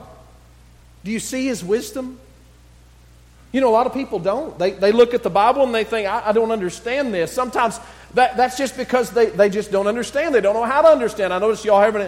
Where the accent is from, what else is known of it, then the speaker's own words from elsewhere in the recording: West Texas, United States; I'm from West Texas